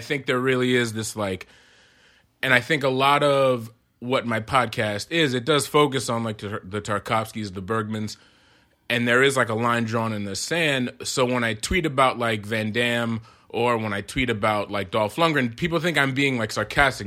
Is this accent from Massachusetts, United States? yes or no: yes; Amherst, Massachusetts, United States; also born or lived in Queens, New York; I was born in Queens, but we moved to Massachusetts, uh, when I was seven